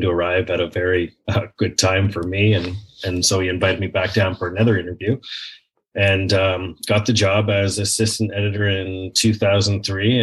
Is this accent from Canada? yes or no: yes; Blackstock, Ontario, Canada; my hometown of Blackstock, Ontario, outside Port Perry, Ontario